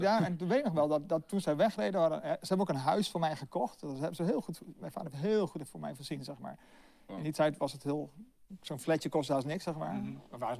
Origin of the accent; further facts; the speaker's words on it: Hardenberg, Overijssel, Netherlands; also born or lived in China; now in Delft, Netherlands; ik ben zelf eh, geboren in Hardenberg. Dus niet zo heel ver hier vandaan.